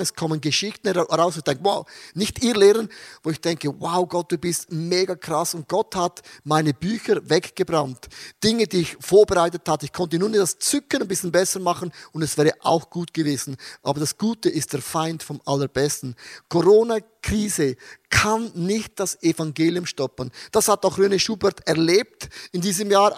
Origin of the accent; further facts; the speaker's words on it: Austria; 2020 bei uns in Österreich, wir durften neun Leute taufen im ICF in Wien